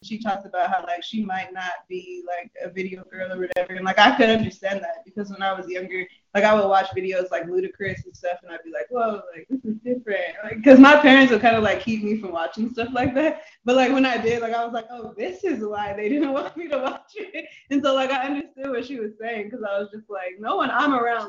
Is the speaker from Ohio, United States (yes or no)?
no; Moreno Valley, California, United States; I'm from Moreno Valley in the Inland Empire